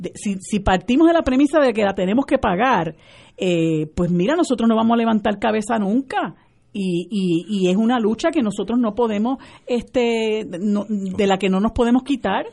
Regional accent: Puerto Rico; mi pueblo de Puerto Rico

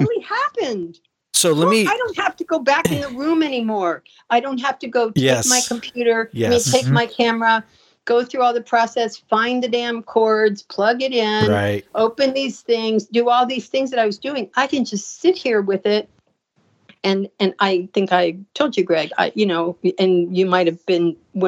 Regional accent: Sarasota, Florida, United States; I was living in Sarasota.

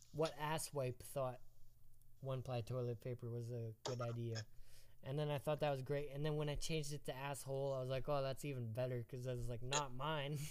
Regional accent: Esterhazy, Saskatchewan, Canada; born or raised there

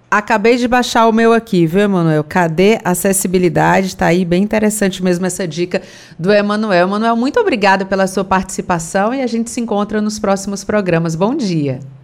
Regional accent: Caucaia, Ceará, Brazil; eu morei em Calcaia muitos anos, cresci ali no, no Icaraí

